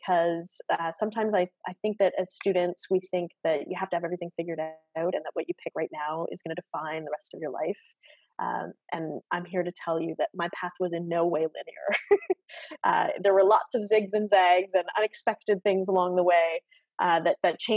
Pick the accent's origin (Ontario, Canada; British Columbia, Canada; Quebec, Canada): Ontario, Canada; Oshawa; also born or lived in Guelph; I was born and raised in Oshawa, in the GTA. So, I'm born and raised Canadian